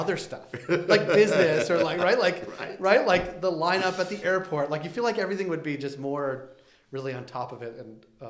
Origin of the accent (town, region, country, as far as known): Natick, Massachusetts, United States; born or raised there; now in Canada